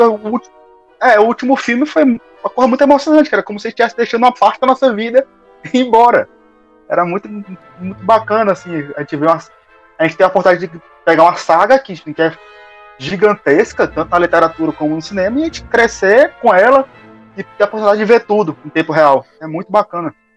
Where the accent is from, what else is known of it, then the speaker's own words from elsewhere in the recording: Teresina, Piauí, Brazil; moved away as an adult; sou daqui de Teresina. Retornei para Teresina não faz muito tempo